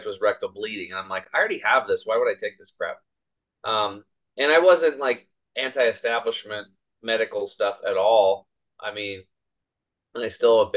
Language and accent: English; Eastern Oregon, United States; I grew up over here in Eastern Oregon on a small cattle and hay farm